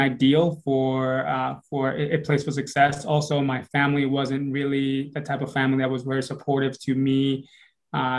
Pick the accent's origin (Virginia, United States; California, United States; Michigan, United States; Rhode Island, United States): Rhode Island, United States; Providence; moved away as an adult; also born or lived in Dominican Republic / New Jersey; I lived in, from the age of 9 to the age of 17, I lived in Rhode Island